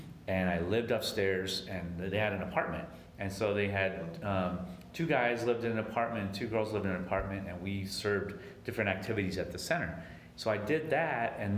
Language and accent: English; San Diego, California, United States; I grew up in San Diego, and I was 15 minutes from the border of Mexico